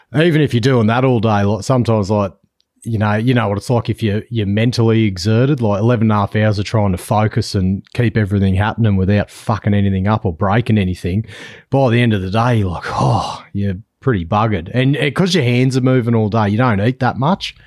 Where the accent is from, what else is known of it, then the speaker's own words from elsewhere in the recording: New South Wales, Australia; now in Western Australia, Australia; I'm based in W A, but I'm actually from New South Wales originally